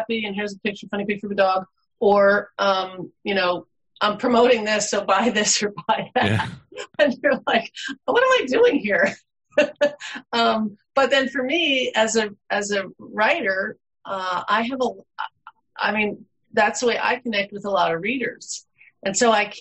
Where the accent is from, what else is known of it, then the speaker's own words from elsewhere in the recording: East Coast, United States; now in Alaska, United States; living in Alaska and having been born and raised on the East Coast